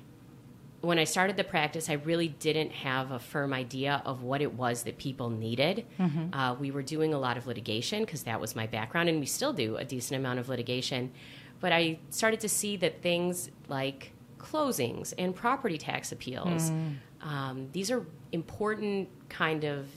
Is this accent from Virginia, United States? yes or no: no; Chicago, Illinois, United States; I'm a Chicagoan